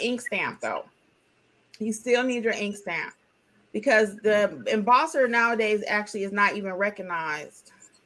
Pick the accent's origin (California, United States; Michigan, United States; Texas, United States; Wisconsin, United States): Michigan, United States; Detroit; moved away; I'm originally from Detroit.